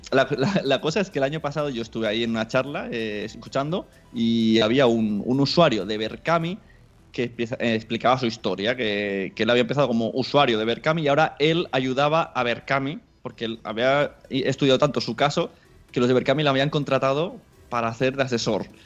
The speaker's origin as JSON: {"language": "Spanish", "town": "Palau-solità i Plegamans", "region": "Catalonia", "country": "Spain", "tie": "born or raised there", "said": "mi pueblo, Palau Solita de Plegamans, entre Mollet, Sabadell y Rogers, para situarnos mejor, a 30 kilómetros de Barcelona."}